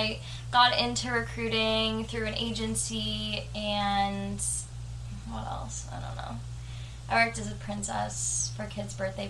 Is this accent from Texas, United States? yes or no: no; New Hampshire, United States; moved away as an adult; now in New York, United States; I'm also from New Hampshire. We're from the same town. Moved here